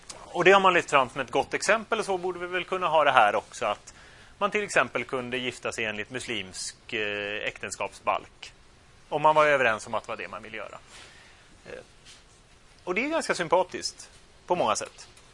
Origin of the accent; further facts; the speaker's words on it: Sweden; also born or lived in Turkey; För att jag är ju svensk. Alla mina förfäder är svenska.